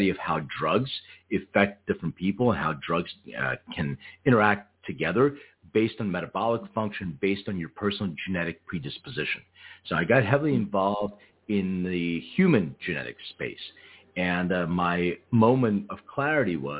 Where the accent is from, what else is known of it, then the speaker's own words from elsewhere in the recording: Philadelphia, Pennsylvania, United States; now in Los Angeles, United States; when I was a real little kid, I grew up in Philadelphia